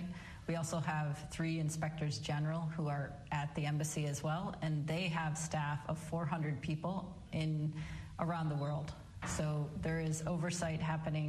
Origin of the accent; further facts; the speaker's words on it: Michigan, United States; my home state of Michigan